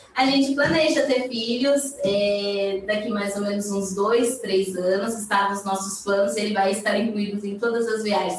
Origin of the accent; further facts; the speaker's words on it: Brazil; eu sou brasileira